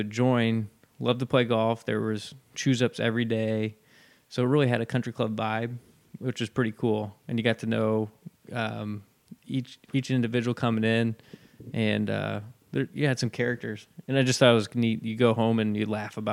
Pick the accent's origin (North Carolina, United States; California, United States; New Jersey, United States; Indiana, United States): Indiana, United States; Logansport; I grew up in Logansport, just not too far from here